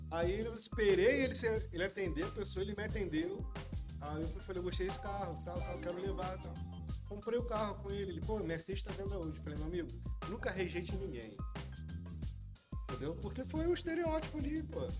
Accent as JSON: {"language": "Portuguese", "region": "Rio de Janeiro", "country": "Brazil", "said": "calor, mas vamos lá, sou carioca, mas, velho, lá parece mundo, né?"}